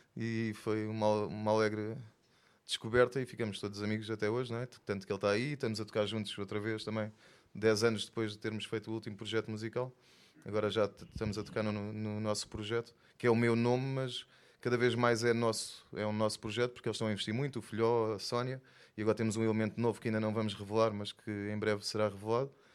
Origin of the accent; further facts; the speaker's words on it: Faro, Algarve, Portugal; also born or lived in Lisbon / Minho / Angola (ancestry); E nasci em Lisboa, mas foi rápido também, estive só lá dois anos. Depois morei no Minho até aos nove e aos nove vim para Faro. Então sou mais farense do que tudo o resto